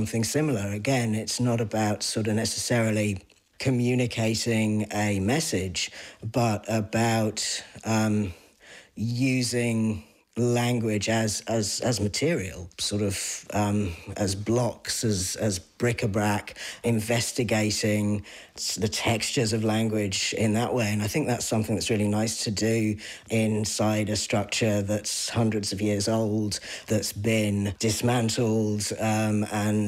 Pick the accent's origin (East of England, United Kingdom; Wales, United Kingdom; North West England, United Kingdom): East of England, United Kingdom; East Anglia; now in Ireland